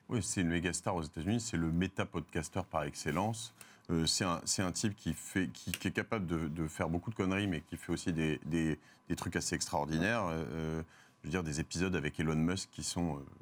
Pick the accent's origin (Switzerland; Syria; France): France; je suis français